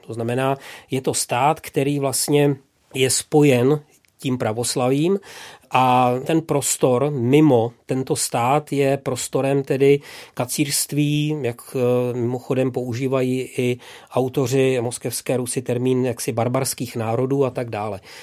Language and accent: Czech; Vlašim, Central Bohemian Region, Czechia; moved away; mým rodným městem, což je Vlašim